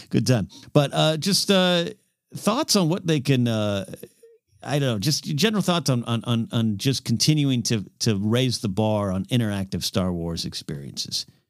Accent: Pismo Beach, California, United States; growing up near Pismo Beach, California

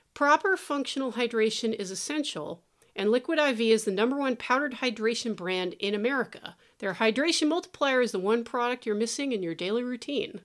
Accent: Thousand Oaks, California, United States; I grew up in Thousand Oaks

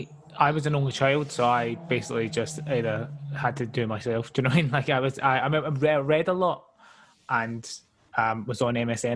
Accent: Glasgow, Scotland, United Kingdom; now in London, United Kingdom; so I'm from Glasgow originally.

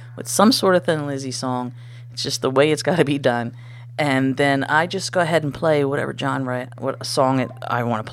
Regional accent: United States; I'm American

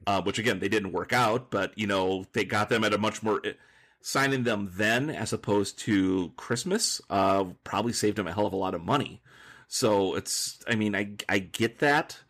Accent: near Nordstrom, Minnesota, United States; Nordstrom, Minnesota, which is a place by my hometown

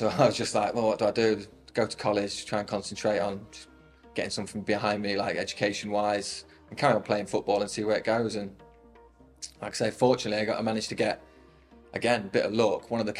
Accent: Lincoln, East Midlands, United Kingdom; born or raised there

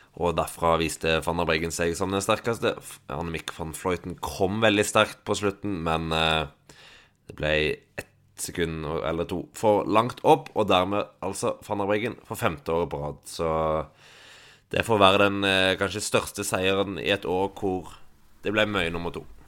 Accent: Stavanger, Rogaland, Norway; now in Oslo, Norway; hjemme i Stavanger

